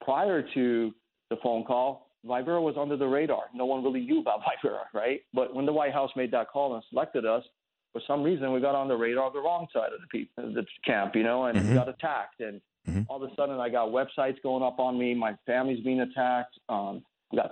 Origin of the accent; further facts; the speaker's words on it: United States; I'm a patriot, man. I grew up here. I'm an American.